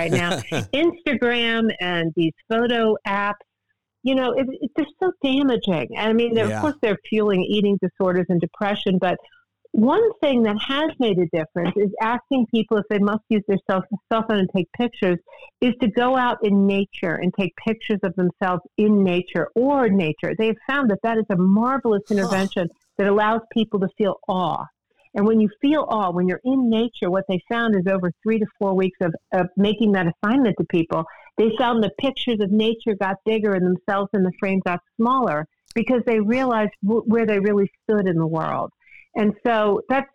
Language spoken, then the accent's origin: English; United States; I grew up in Washington